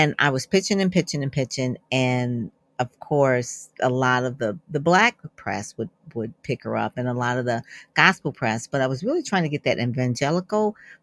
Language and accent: English; Detroit, Michigan, United States; I'm from Detroit, so I was working with automotive companies